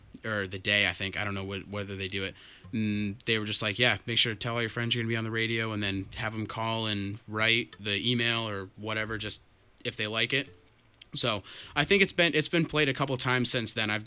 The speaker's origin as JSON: {"language": "English", "town": "Milton", "region": "Vermont", "country": "United States", "said": "We're a local band. We're from Milton"}